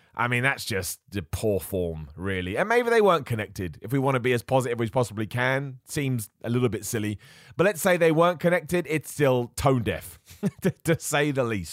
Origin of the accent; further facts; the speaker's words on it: England, United Kingdom; I'm from England